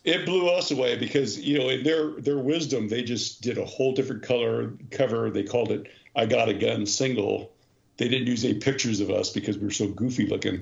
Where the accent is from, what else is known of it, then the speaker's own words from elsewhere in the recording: Cerritos, California, United States; Cerritos, which we're famous from famously from, um, is a little suburb right exactly on the border of Orange County and Los Angeles counties